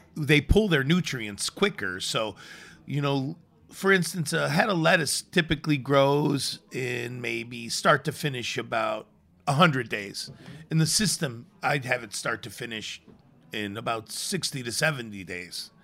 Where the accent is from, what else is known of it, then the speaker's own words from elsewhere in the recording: Chicago, Illinois, United States; moved away; I grew up in the city. I grew up in Chicago